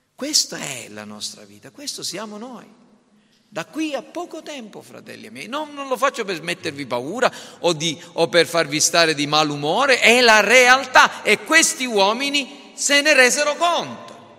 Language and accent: Italian; Caltanissetta, Sicily, Italy; tradizioni religiose della nostra città